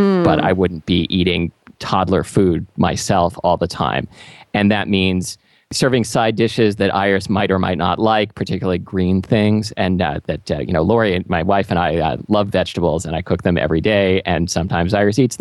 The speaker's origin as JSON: {"language": "English", "town": "Portland", "region": "Oregon", "country": "United States", "tie": "born or raised there", "also_born_or_lived": "California", "moved": "yes", "lives_now": "Seattle, United States", "said": "I grew up in Portland"}